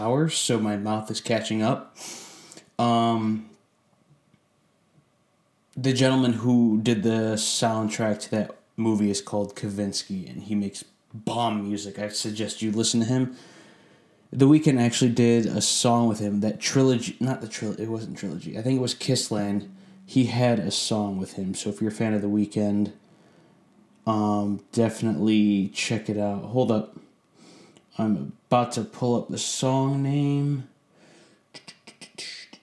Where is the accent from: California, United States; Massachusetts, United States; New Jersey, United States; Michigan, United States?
Michigan, United States; Sterling Heights; moved away as an adult; also born or lived in Virginia; now in Florida, United States; Sterling Heights, my hometown